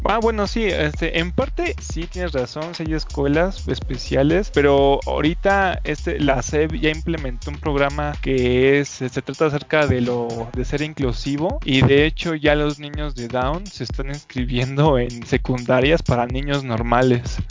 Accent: Mexico; a mí como mexicano

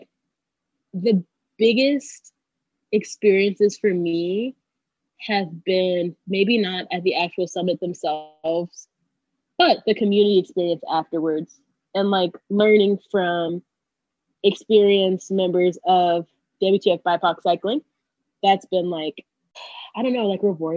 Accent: North Georgia, United States; now in Atlanta, United States; I am from, I would say, North Georgia.

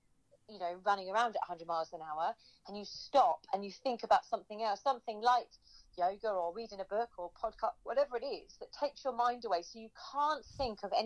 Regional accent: Suffolk, East of England, United Kingdom; moved away; also born or lived in London; I was born in Suffolk

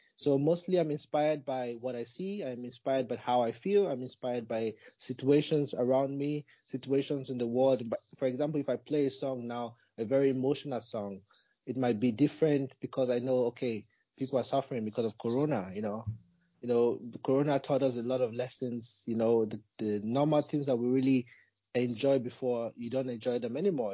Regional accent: Nigeria; moved away as an adult; also born or lived in Malaysia; now in Germany; I'm originally from Nigeria. I was born in, in Nigeria, and I grew up there till I think I was 19

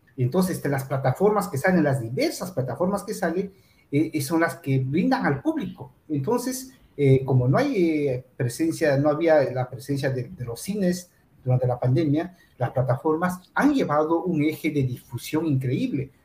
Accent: Peru; voy a cumplir 20 años ya en el mundo del cine acá en Perú

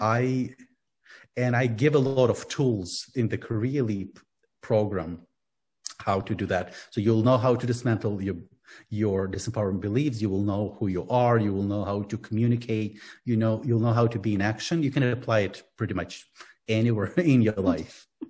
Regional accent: Ukraine; Yeah, I'm from Ukraine. I was born and grew up in Ukraine.

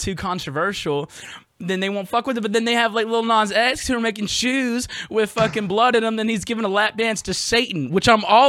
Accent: Jackson, Mississippi, United States; now in New Orleans, United States; Jackson, Mississippi. I live in Louisiana now. I live in New Orleans.

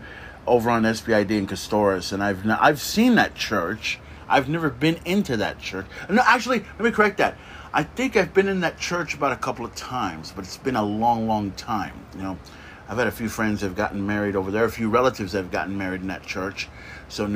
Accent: Corpus Christi, Texas, United States; I grew up in Nicholson. So we have that whole, you know, 78415 connection, the zip code

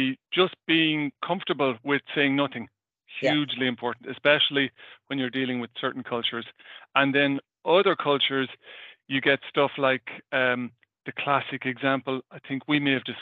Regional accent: Ireland; as an Irish person, I would kind of talk relatively fast

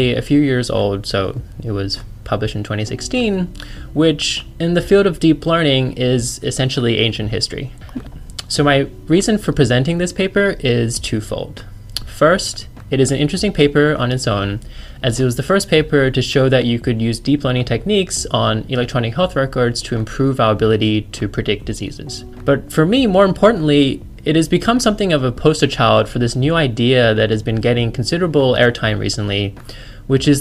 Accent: Australia; also born or lived in China; now in United States; I'm a Chinese-born Australian with an American PhD.

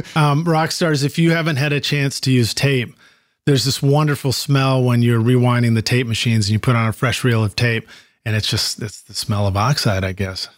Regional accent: Dartmouth, Massachusetts, United States; originally from Dartmouth, Mass, my hometown too, Massachusetts

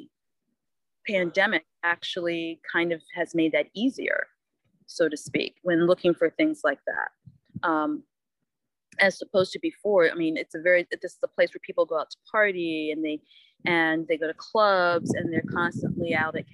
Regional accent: the North, United States; moved away; I am from the North

